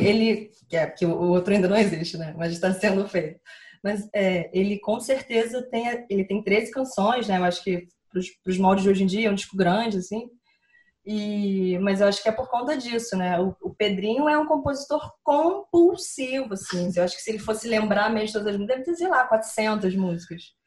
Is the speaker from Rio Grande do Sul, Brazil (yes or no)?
no; Rio de Janeiro, Brazil; Sou carioca